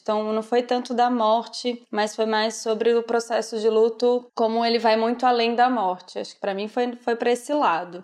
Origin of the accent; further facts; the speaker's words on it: Brazil; moved away as an adult; Eu vivo a realidade do Brasil porque sou brasileira